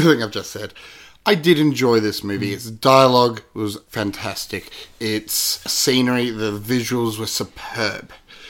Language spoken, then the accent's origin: English; Australia; As an Aussie